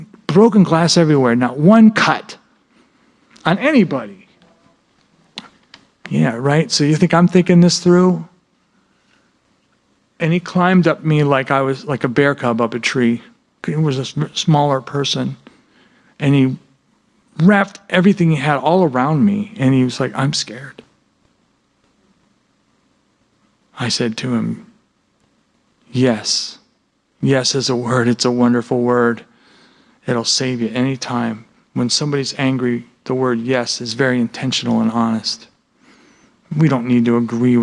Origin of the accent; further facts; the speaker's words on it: New York, United States; also born or lived in East Coast; now in Minnesota, United States; I'm from New York